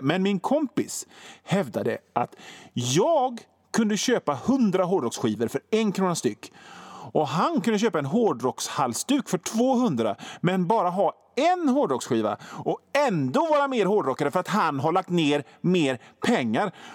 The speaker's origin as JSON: {"language": "Swedish", "town": "Hönö", "region": "Västra Götaland", "country": "Sweden", "tie": "born or raised there", "said": "12-årig hårdrockare på Hönö, där jag kommer ifrån."}